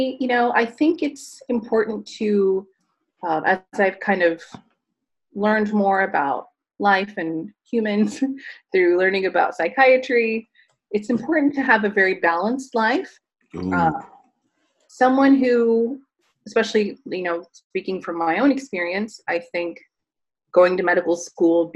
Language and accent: English; California, United States; born and raised in California.